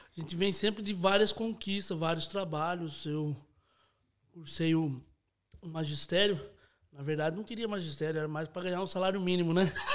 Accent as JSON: {"language": "Portuguese", "town": "Itapetininga", "region": "São Paulo", "country": "Brazil", "said": "Sou de Itapetininga, interior de São Paulo"}